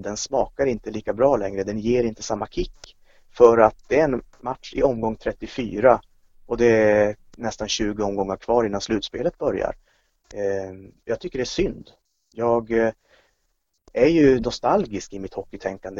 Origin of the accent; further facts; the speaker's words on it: Kiruna, Norrbotten County, Sweden; now in Norrköping, Sweden; Jag är uppvuxen i Kiruna, det är visserligen 20 år sedan jag flyttade därifrån